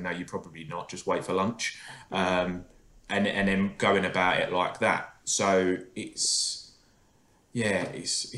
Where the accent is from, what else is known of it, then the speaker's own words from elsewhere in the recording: Essex, East of England, United Kingdom; I'm from Essex